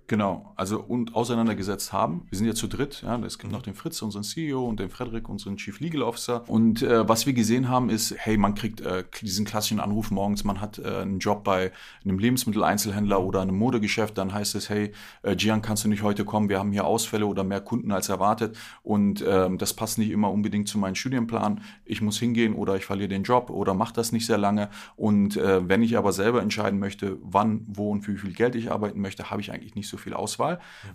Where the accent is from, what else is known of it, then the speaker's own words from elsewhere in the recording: Berlin, Germany; Bin gebürtiger Berliner, hier auch aufgewachsen